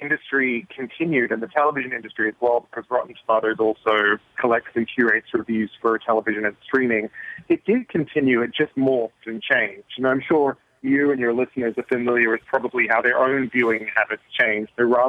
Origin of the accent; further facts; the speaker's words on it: Australia; I'm originally Australian.